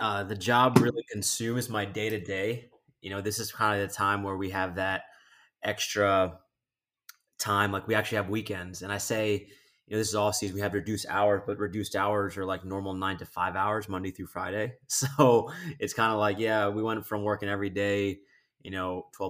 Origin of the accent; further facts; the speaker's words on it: Philippines; I'm Filipino, so okay. I guess you can add a little bit of the Hispanic flair to it if you'd like.